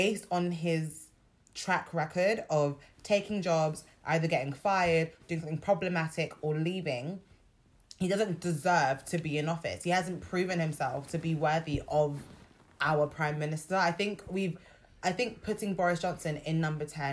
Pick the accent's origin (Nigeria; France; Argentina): Nigeria; now in United Kingdom; I'm Nigerian.